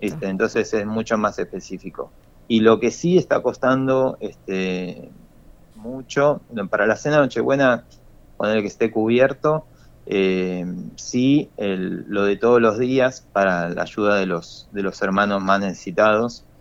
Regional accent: Argentina; todos unidos como argentinos

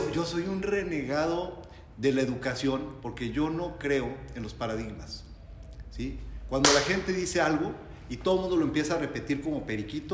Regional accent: Mexico

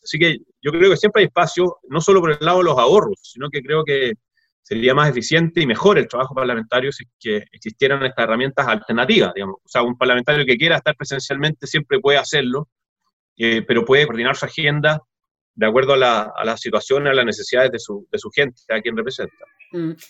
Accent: Chile; ya que somos todos chilenos

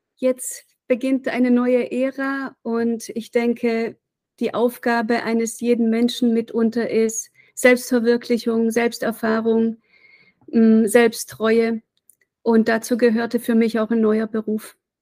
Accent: Reutlingen, Baden-Württemberg, Germany; now in Weimar, Germany; wir sind in Reutlingen aufgewachsen, 100.000 Einwohner

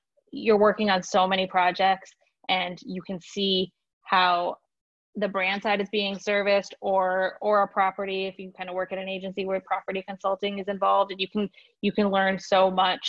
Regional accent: Michigan, United States; also born or lived in Chicago; now in Tampa, United States; I'm from Michigan. I'm a Michigander at heart

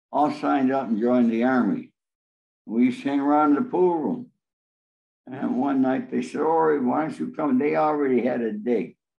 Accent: Rome, New York, United States; now in Los Angeles, United States; we lived in Rome, New York, which is right in the center of New York State

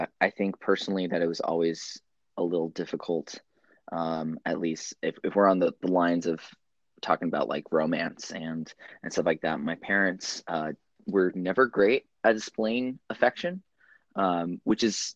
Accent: Dallas, Texas, United States; moved away as an adult; now in California Bay Area, United States; I grew up in Texas in parts of the Dallas metropolitan area, and lived in Central Texas for quite a while before I moved out here

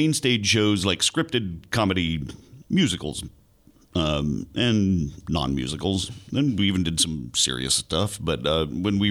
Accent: Western Virginia, United States; moved away as an adult; also born or lived in Florida; now in Prague, Czech Republic; I was born in Florida, then moved up to Western Virginia, not West Virginia, Western Virginia

